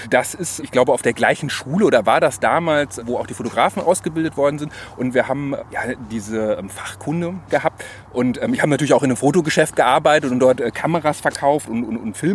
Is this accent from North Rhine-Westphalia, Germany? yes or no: yes; Cologne, North Rhine-Westphalia, Germany; Wir sind hier ganz nah an meiner Heimat in Köln-Poll, wo ich auch wohne.